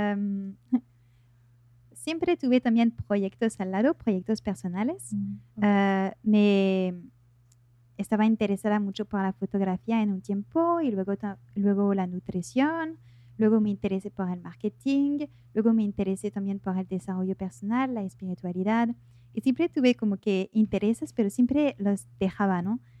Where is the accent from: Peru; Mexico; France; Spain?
France; accent: French; Spanish is a second language; now in Buenos Aires, Argentina; soy de Francia, soy francesa. Eh, por eso tengo un pequeño acento